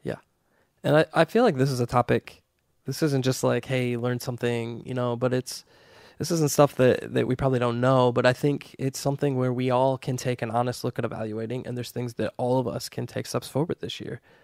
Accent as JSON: {"language": "English", "country": "United States", "said": "we, as American Christians"}